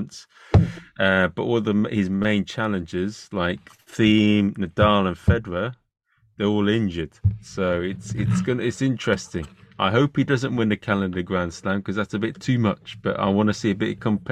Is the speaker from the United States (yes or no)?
no; England, United Kingdom; I'm an Englishman, English, Irish, and Chinese